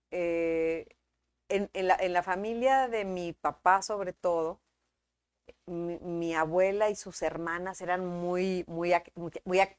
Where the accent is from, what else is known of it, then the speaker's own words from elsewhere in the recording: Monterrey, Nuevo León, Mexico; Sí, soy de aquí.